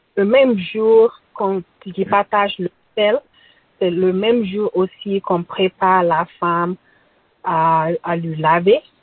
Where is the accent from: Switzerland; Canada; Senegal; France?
Senegal; Tambacounda, Tambacounda Region; Je viens du Sénégal, plus précisément à Tambacounda, au fond du Sénégal